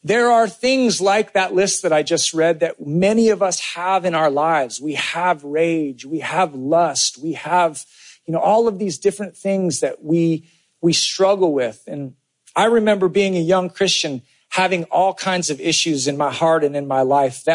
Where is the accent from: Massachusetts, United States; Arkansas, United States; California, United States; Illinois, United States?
California, United States; I grew up in California